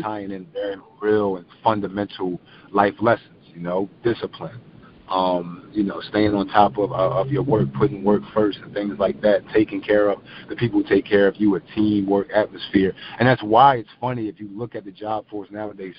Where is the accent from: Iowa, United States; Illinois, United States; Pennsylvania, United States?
Pennsylvania, United States; Philadelphia; I'm from South Philly